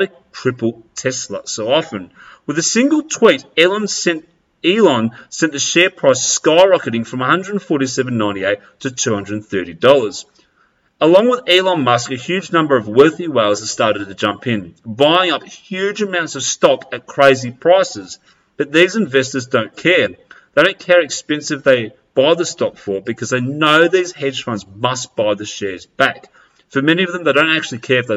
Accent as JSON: {"language": "English", "country": "Australia", "tie": "born or raised there", "said": "I'm going to come back to my roots of where I was born and I grew up in Australia"}